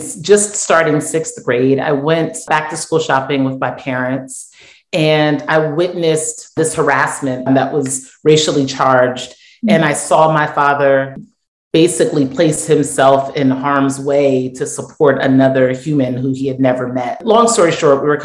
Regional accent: United States; I am first generation Nigerian. So I was born here in the States, but both of my parents were born in Nigeria

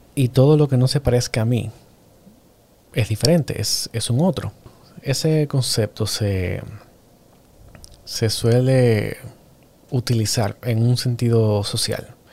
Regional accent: Dominican Republic; yo soy cineasta dominicano

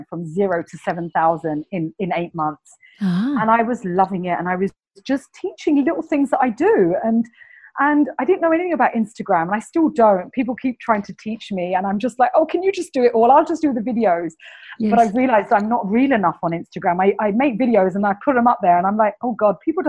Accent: London, United Kingdom; accent: Cockney English; my Cockney English accent

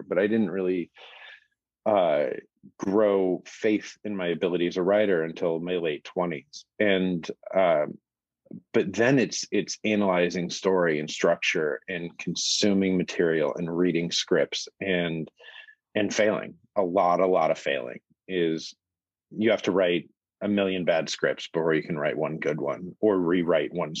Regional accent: Phoenix, Arizona, United States; moved away as an adult; now in Los Angeles, United States; I'm from Phoenix, Arizona. And so I grew up

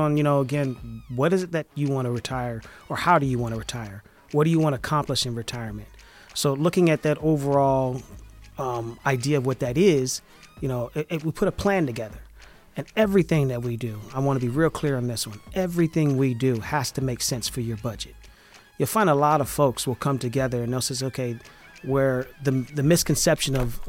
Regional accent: Valdosta, Georgia, United States; I'm from a small country town called Valdosta. It's right there on the Florida-Georgia border.

